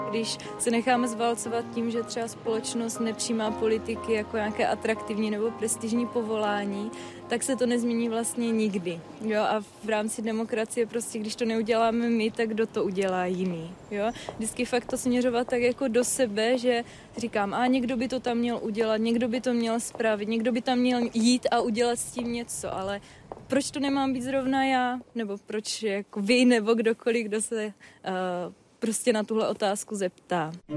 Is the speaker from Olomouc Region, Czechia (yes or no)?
yes; Olomouc, Olomouc Region, Czechia; Jsem sice z Olomouce a učím na gymnáziu Jana Opletala, to je litovelské gymnázium